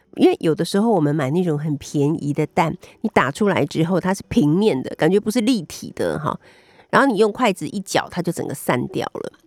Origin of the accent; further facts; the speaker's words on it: Taiwan; 我们台湾人